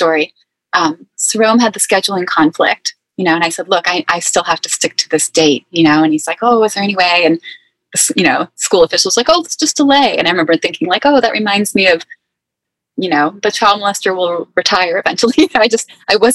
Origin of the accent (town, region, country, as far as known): East Coast, United States; accent: East Coast